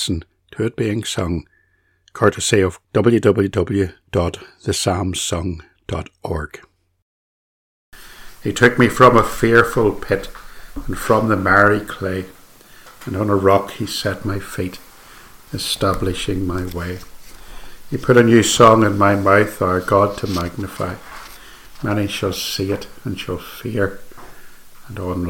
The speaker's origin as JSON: {"language": "English", "region": "Northern Ireland", "country": "United Kingdom", "said": "I was from Northern Ireland"}